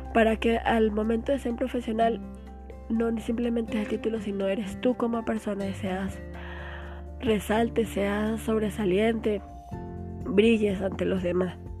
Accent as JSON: {"language": "Spanish", "region": "Barinas", "country": "Venezuela", "said": "yo soy de Varina"}